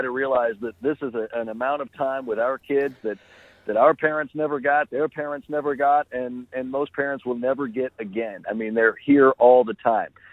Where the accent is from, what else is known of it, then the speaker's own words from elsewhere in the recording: Oklahoma, United States; my home state